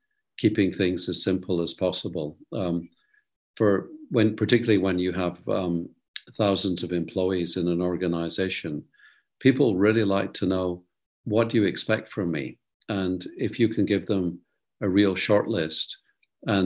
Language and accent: English; Scotland, United Kingdom; moved away; also born or lived in Netherlands; being a Scotsman